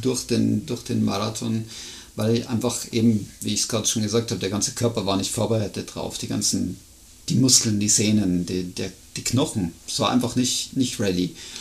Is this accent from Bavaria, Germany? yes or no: yes; near Regensburg, Bavaria, Germany; moved away as an adult; now in Switzerland; ich bin ja auch in Deutschland geboren